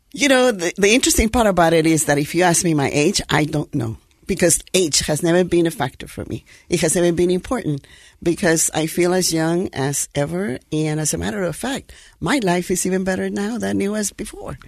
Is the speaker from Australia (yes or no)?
no; Guatemala; moved away as an adult; now in United States; born in Guatemala, in Central America